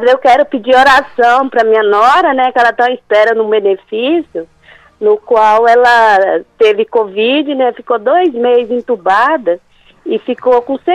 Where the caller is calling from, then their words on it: Alta Floresta d'Oeste, Rondônia, Brazil; De Alta Floresta, do Oeste Rondônia.